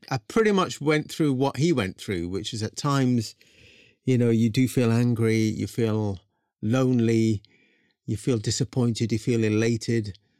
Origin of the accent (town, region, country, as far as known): England, United Kingdom; born or raised there